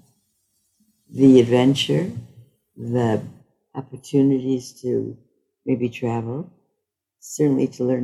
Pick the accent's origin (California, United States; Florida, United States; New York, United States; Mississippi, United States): New York, United States; moved away as an adult; also born or lived in Minnesota; That I was a woman, that I was Jewish, that I came from New York, was challenging to be in Minnesota